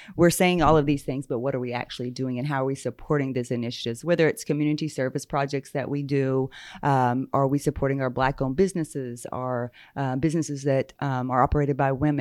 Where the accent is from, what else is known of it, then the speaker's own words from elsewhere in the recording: Muscogee Nation reservation, Oklahoma, United States; I grew up there. Um, what we refer to now as the reservation, so I am Muskogee Creek